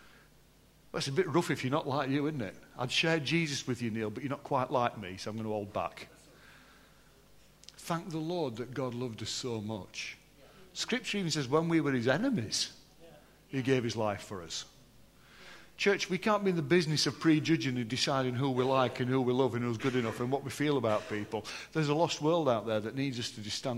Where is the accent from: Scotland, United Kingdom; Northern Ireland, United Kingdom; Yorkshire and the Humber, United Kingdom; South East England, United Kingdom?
Yorkshire and the Humber, United Kingdom; I am still from Yorkshire